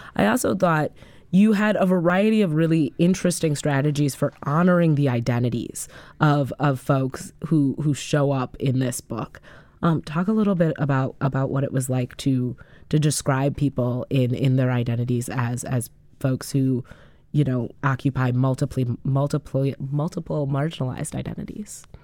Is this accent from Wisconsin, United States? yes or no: yes; Madison, Wisconsin, United States; born and raised in Madison, Wisconsin